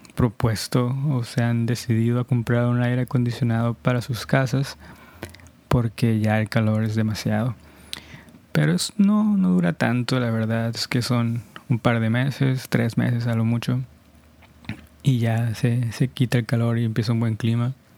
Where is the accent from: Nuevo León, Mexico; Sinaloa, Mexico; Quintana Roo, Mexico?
Sinaloa, Mexico; Culiacán; de donde yo soy, mi ciudad, Culiacán, Sinaloa, es, sí es bastante caliente, la verdad.